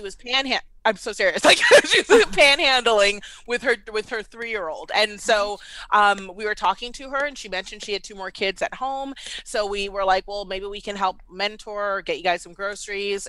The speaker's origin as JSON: {"language": "English", "town": "Washington", "region": "District of Columbia", "country": "United States", "tie": "born or raised there", "also_born_or_lived": "Baltimore, Maryland", "moved": "as an adult", "lives_now": "Atlanta, United States", "said": "I was born and raised in D C"}